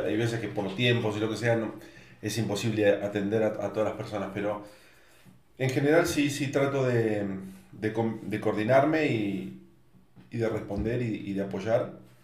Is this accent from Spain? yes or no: no; Argentina; moved away as an adult; now in Zapopan, Mexico; siendo argentino